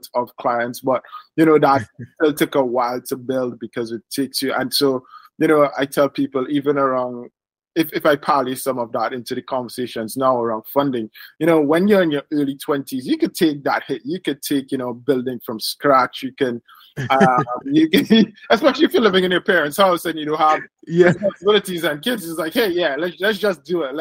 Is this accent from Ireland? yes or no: no; Trinidad & Tobago; I was born in Trinidad and Tobago in the Caribbean.